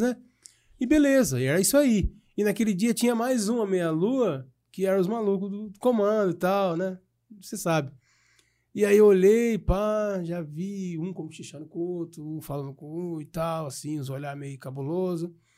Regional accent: Piracicaba, São Paulo, Brazil

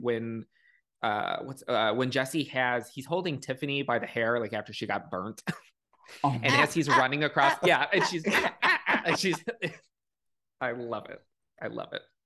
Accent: Chicago, Illinois, United States; I was born and raised in Chicago, and then for high school, like middle school and high school, I was in the suburbs

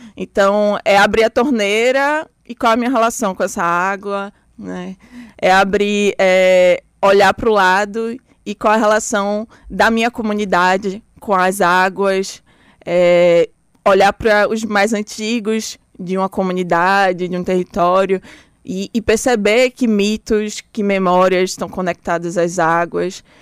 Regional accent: Recife, Pernambuco, Brazil; also born or lived in Bahia (birth) / Salvador, Brazil; nasci, fui morar logo em Pernambuco

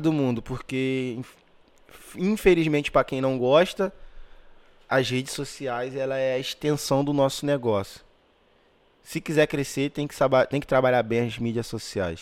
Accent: Magé, Rio de Janeiro, Brazil; moved away as an adult; also born or lived in Pavuna, Rio de Janeiro; Eu não era tão valorizado ali na minha, na minha cidade

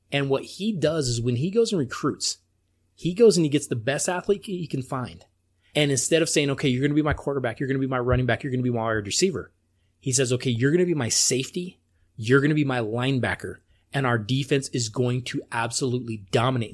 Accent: Colorado, United States; my home state

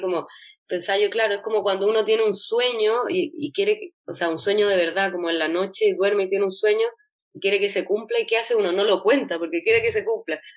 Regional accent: Chile

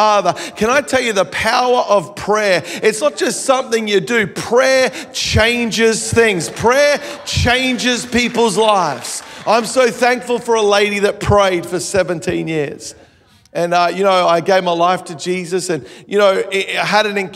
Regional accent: Melbourne, Victoria, Australia; now in Gold Coast, Australia; I live on the Gold Coast. I grew up in Melbourne, Australia.

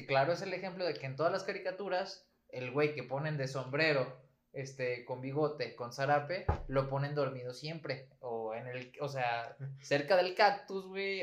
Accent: Mexico

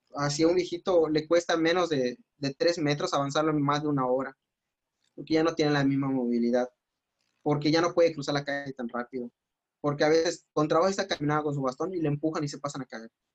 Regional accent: Mérida, Yucatán, Mexico; soy de Mérida

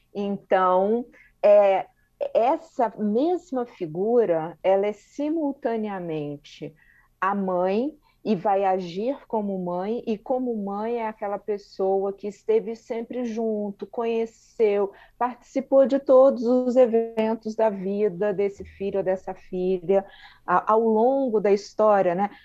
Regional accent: Brazil; nós brasileiros

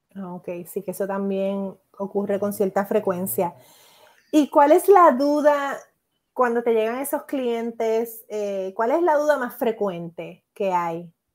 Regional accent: Puerto Rico; mi experiencia como puertorriqueña

